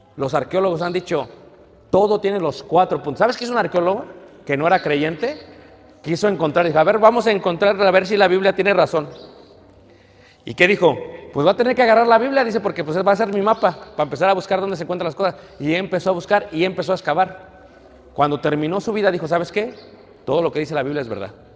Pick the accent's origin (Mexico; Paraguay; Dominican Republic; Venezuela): Mexico; me ve como mexicano